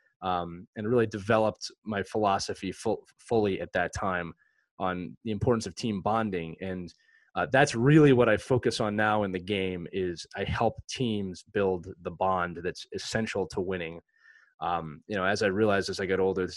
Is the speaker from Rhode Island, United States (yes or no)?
no; Philadelphia, Pennsylvania, United States; born or raised there